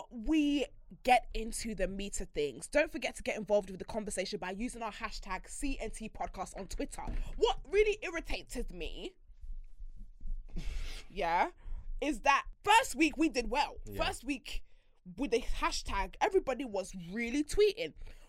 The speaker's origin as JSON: {"language": "English", "country": "Ireland", "tie": "born or raised there", "said": "In Ireland."}